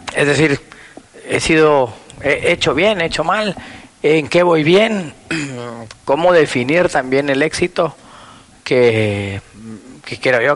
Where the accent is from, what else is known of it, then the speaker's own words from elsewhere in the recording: Guatemala; tuve una infancia eh, aquí en Guatemala, yo soy hijo de papá extranjero, mamá guatemalteca